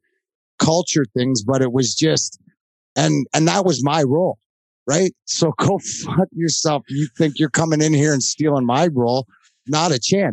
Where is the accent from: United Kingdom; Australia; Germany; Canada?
Canada; Leamington, Ontario; now in United States; I came from Leamington, Ontario. Right, I grew up with a bunch of guys that worked, you know, in the fields